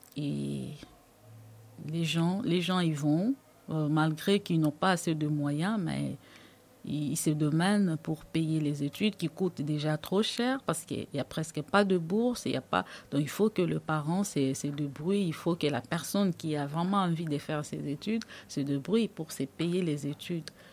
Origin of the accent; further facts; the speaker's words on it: DR Congo; moved away as an adult; now in France; Je suis originaire euh, de la République démocratique du Congo. Je suis arrivée en France en juin 2016